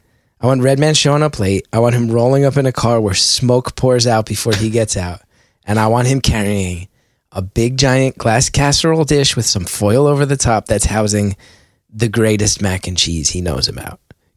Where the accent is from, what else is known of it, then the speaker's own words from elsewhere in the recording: West Orange, New Jersey, United States; And it was sad when we grew up in West Orange.